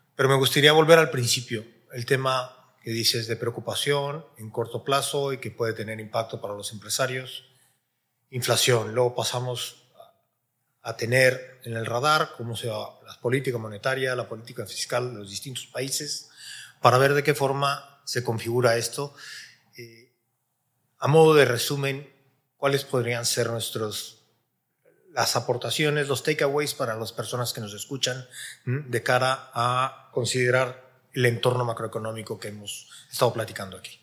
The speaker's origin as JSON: {"language": "Spanish", "country": "Mexico", "said": "en mi país, en México"}